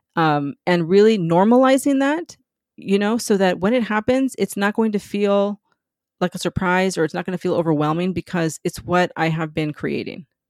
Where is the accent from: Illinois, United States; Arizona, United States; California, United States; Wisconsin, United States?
California, United States; San Diego; moved away as an adult; also born or lived in New York; I grew up in San Diego near the border, like ten minutes from the Mexican border